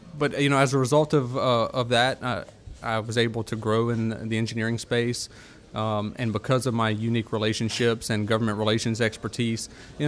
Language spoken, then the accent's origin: English; New Roads, Louisiana, United States; I'm from Pointe Coupee